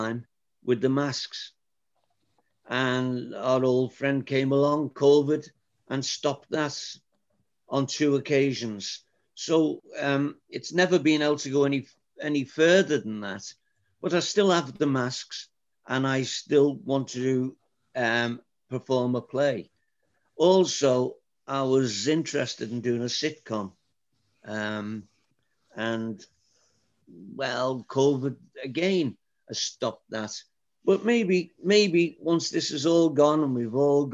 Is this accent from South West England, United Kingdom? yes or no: no; Liverpool, North West England, United Kingdom; moved away as an adult; now in Wexford, Ireland; I was born in Liverpool. I was raised in Liverpool.